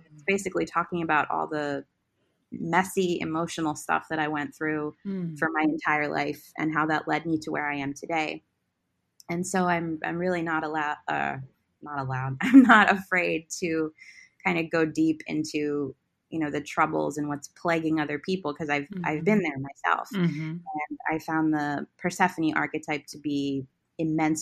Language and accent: English; West Chester, Pennsylvania, United States; I was born here on August 28th, 1989 at 12:04 p.m. in Westchester, Pennsylvania